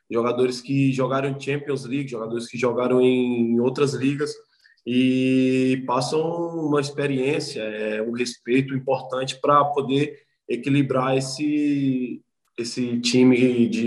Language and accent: Portuguese; Brazil; E, cara, eu vim do Brasil, então o que é que esses caras estão fazendo aqui?